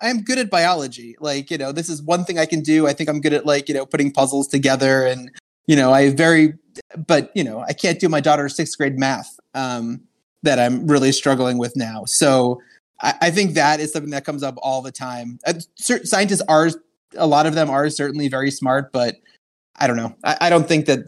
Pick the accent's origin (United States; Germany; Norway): United States; Long Island, New York; I grew up on Long Island in New York